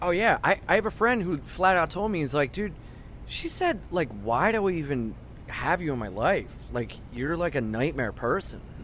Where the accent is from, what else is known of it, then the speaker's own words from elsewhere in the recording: Wilmington, Delaware, United States; moved away as an adult; now in New York, United States; I was from Wilmington, Delaware, where people thought airplanes were going to get flown into our tallest building